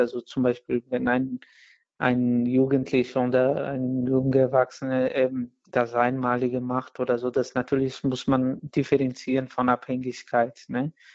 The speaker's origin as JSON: {"language": "German", "country": "Brazil", "second_language": "German", "moved": "yes", "said": "in Brasilien, wo ich herkomme"}